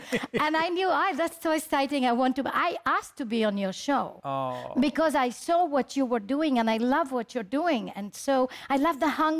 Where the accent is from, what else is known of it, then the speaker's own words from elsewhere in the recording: Chile; also born or lived in Israel; Chilean, yes.